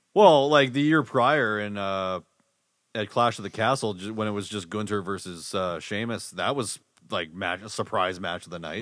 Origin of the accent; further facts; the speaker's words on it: Winnipeg, Manitoba, Canada; we're from Winnipeg